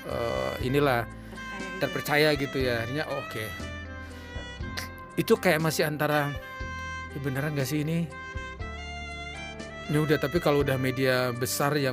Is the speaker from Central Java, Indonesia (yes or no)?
no; North Maluku, Indonesia; uh, Maluku Utara kalau Bung Glenn kan uh, Maluku Ambon